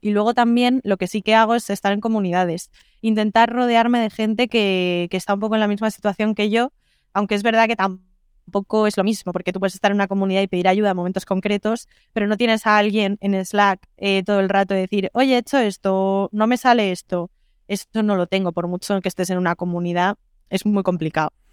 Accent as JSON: {"language": "Spanish", "town": "Madrid", "region": "Community of Madrid", "country": "Spain", "also_born_or_lived": "Lisbon", "said": "soy de Madrid, pero vivo en remoto"}